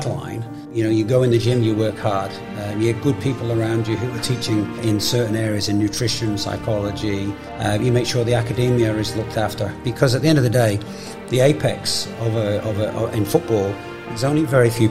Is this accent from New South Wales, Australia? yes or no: no; Brisbane, Queensland, Australia; I was coaching my hometown team